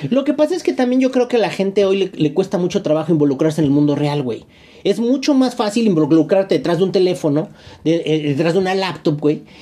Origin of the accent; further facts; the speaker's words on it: Mexico; seguimos siendo mexicanos